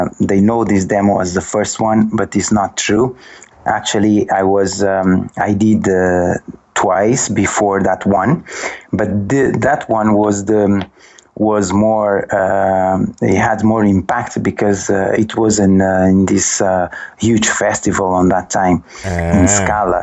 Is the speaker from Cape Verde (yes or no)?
yes; Sal, Cape Verde; moved away as an adult; also born or lived in London, United Kingdom; now in Lisbon, Portugal; I'm from Cabo Verde. I burn in Cape Verde, in Sal, precisely